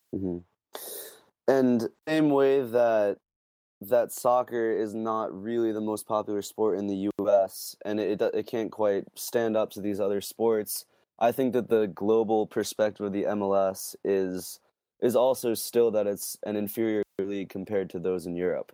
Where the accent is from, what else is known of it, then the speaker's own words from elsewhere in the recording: Boston, Massachusetts, United States; as a Bostonian myself